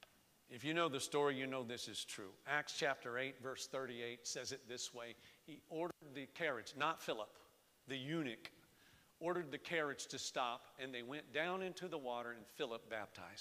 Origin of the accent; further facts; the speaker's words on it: Florida, United States; now in Lehigh Valley, United States; I was born and raised in Florida.